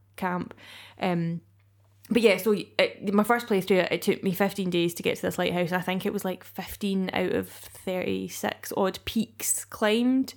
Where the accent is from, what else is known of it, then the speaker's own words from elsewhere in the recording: Scotland, United Kingdom; being Scottish